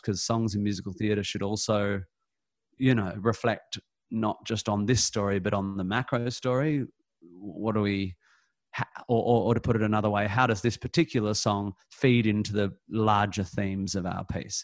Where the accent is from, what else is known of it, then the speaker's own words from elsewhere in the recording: Perth, Western Australia, Australia; moved away; I come from Perth